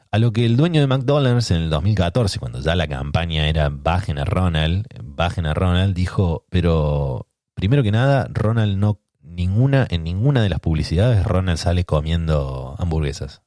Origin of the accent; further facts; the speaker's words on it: Córdoba, Argentina; moved away; yo soy de Córdoba